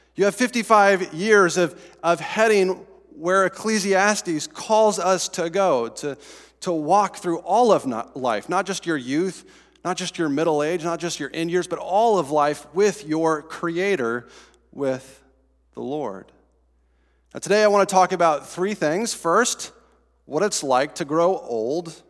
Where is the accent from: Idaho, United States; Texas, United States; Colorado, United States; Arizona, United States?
Colorado, United States; Estes Park; moved away; So in my hometown, I guess not my hometown anymore, the town I grew up in, Estes Park, Colorado